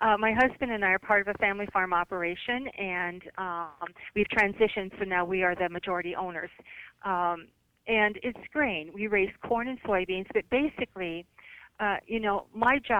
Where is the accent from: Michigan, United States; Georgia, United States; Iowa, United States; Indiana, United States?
Iowa, United States; my home state